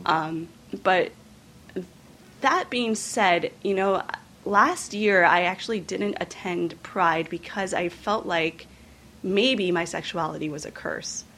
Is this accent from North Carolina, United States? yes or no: no; Northeast Kingdom, Vermont, United States; I grew up in the Northeast Kingdom in a French Canadian Caucasian family